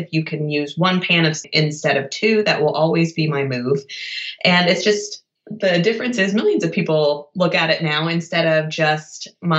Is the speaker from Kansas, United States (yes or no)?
yes; Wichita, Kansas, United States; I grew up in Wichita, Kansas, with very classic Midwestern cooking.